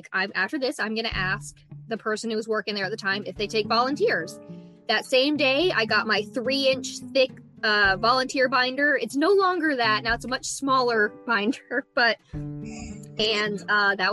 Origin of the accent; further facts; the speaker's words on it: Texas, United States; now in Virginia, United States; I'm from Texas